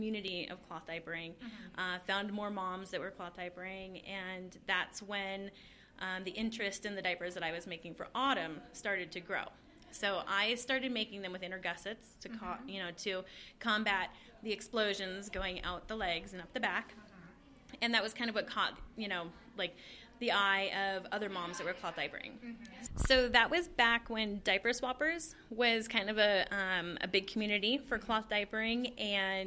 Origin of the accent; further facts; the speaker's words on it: Colorado, United States; so we are here in Colorado. We're in Golden